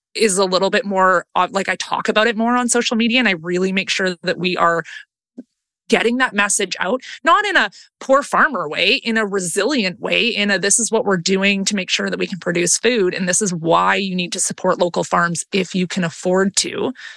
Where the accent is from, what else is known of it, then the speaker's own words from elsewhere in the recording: Langley, British Columbia, Canada; also born or lived in Vancouver; I was born and raised in Langley